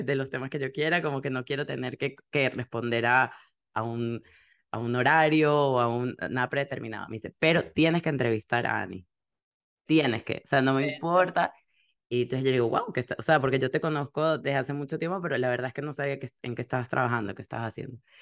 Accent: Venezuela; now in Miami, United States; nosotros venimos de Venezuela

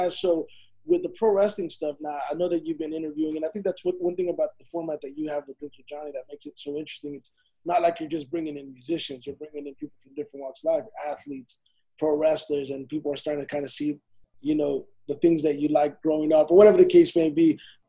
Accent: Dallas, Texas, United States; You know, I'm from Dallas, Fort Worth.

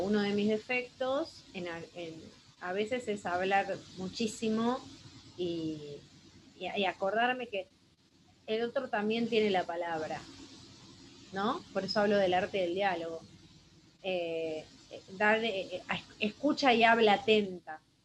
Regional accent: Buenos Aires Province, Argentina; also born or lived in Azul; soy de Argentina, van a encontrar ahí en el mapa, provincia de Buenos Aires, y vivo en la ciudad azul

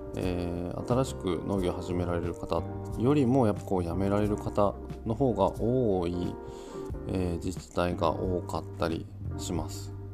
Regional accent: Kawanishi, Yamagata, Japan; born or raised there

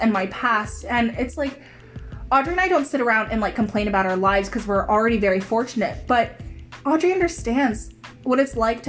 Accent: United States; accent: American; I have a perfect American accent

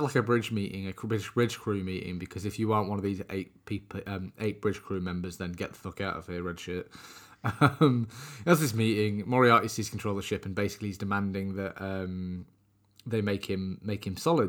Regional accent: United Kingdom; us being British

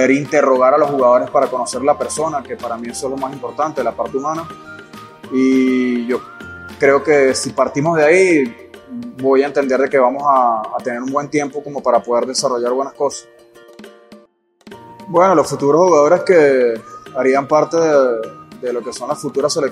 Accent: Venezuela; Yo soy venezolano, hago parte de, de lo que es eh, las raíces de este país.

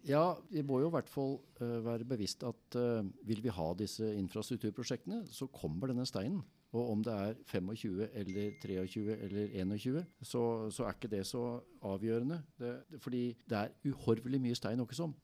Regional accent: Sandvika, Akershus, Norway; jeg er oppvokst i Sandvika

